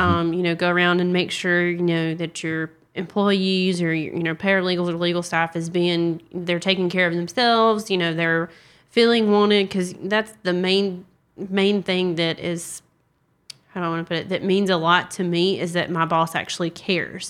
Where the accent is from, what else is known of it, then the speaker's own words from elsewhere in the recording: South Carolina, United States; I'm from South Carolina.